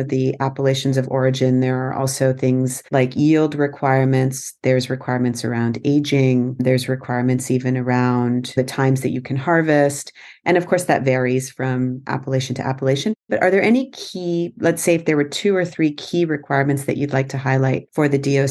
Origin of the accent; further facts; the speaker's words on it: Canada; I am Canadian, but I'm of Indian origin